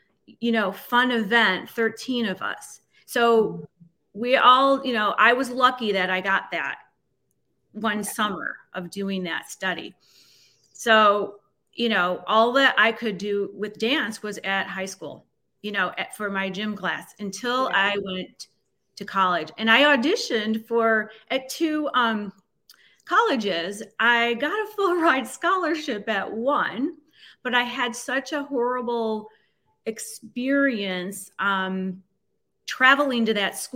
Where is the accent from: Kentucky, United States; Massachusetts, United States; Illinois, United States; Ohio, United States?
Illinois, United States; North Shore of Chicago; I grew up on the North Shore of Chicago